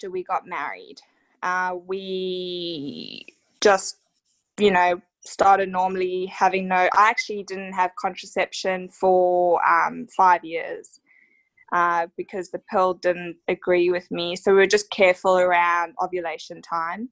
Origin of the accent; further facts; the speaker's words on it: South Africa; now in Australia; So I'm actually from South Africa, living here in Australia